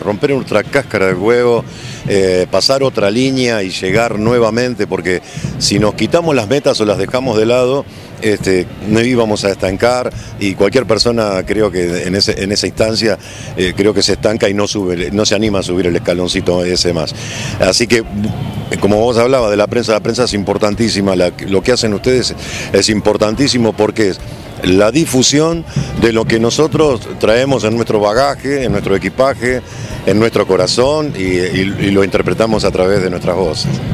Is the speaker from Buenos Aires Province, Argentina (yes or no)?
yes; Ensenada, Buenos Aires Province, Argentina; yo soy de Ensenada